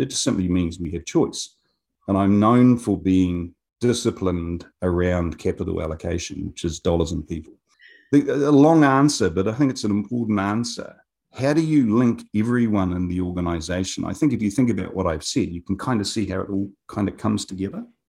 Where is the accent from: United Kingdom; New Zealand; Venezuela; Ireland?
New Zealand; Wingatui, Otago; moved away as an adult; now in Japan; I was a country boy. I grew up in Wingatuie, south of Dunedin